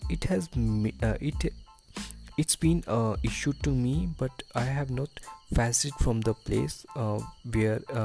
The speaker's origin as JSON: {"language": "English", "country": "India", "said": "as a Indian parent"}